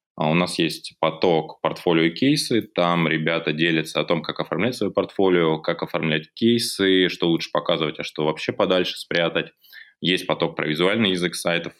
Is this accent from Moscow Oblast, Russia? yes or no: no; Belgorod, Belgorod Oblast, Russia; вернулись обратно, а, в наш регион, из Белгорода